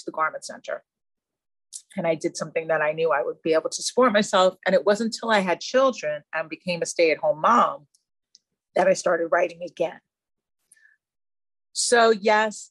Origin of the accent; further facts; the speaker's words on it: Long Island, New York, United States; now in New York City, United States; I'm from Long Island.